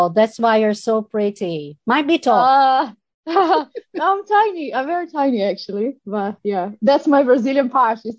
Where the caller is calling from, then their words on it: Hamilton, Waikato, New Zealand; I'm speaking from New Zealand, Hamilton.